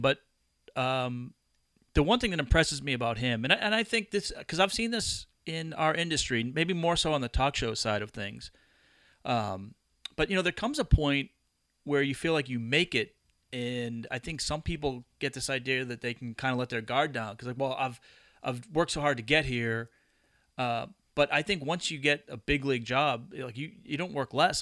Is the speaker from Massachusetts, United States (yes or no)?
yes; Massachusetts, United States; I grew up in Massachusetts